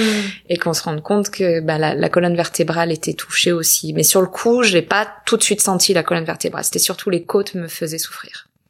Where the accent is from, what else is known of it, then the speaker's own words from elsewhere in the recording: small town near Marseille, Provence-Alpes-Côte d'Azur, France; also born or lived in Paris / London; now in Los Angeles, United States; j'habite à Los Angeles depuis quelques années, mais je viens du sud de la France, euh, petite ville à côté de Marseille